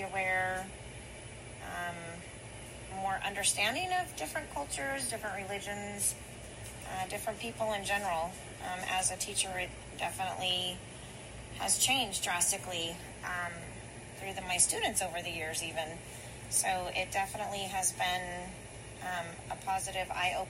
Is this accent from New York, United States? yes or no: no; California, United States; Californian, if you're meaning I was born and raised here